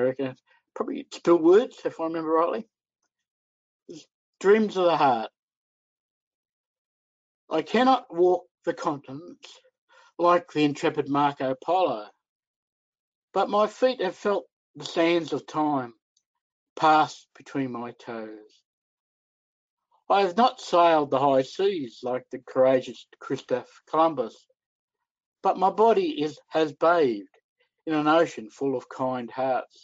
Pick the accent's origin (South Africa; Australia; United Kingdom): Australia